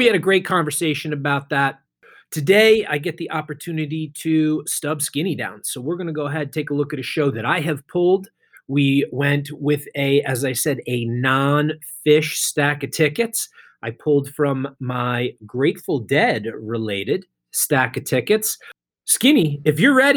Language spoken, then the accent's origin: English; Holmdel, New Jersey, United States; It's now the PNC Bank Arts Center in Homedale, New Jersey. My hometown venue, grew up seeing shows there